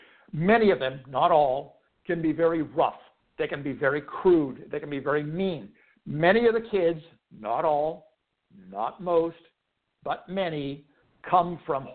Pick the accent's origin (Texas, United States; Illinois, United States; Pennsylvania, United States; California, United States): Pennsylvania, United States; Pittsburgh; I grew up in Pittsburgh, went to Pittsburgh Public Schools, grade school and high school. I went to Peabody High School